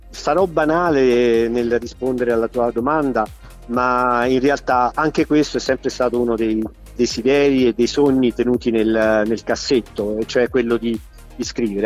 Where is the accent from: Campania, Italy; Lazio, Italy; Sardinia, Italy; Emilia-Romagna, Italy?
Campania, Italy; Naples; moved away as an adult; now in Ostuni, Italy; essere napoletano e quindi di, aver, di, essere nato e di aver vissuto in una delle città che credo siano più belle al mondo, quale appunto, quale appunto Napoli